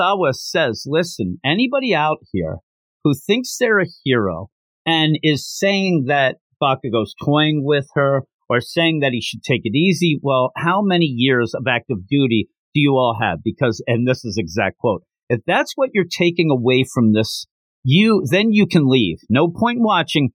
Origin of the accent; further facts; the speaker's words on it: United States; I'm from America.